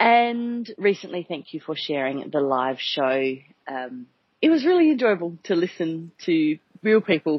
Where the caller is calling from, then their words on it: Singapore; I'm calling from Singapore.